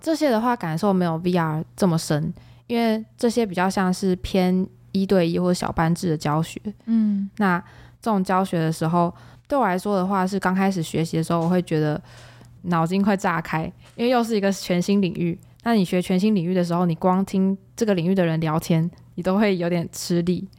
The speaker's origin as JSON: {"language": "Chinese", "country": "Taiwan", "said": "说自己是从台湾来的"}